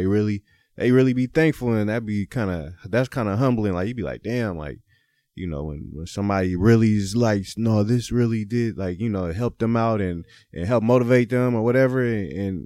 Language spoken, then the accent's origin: English; Oakland, California, United States; born in Oakland, went to O'Dowd, played football at Cal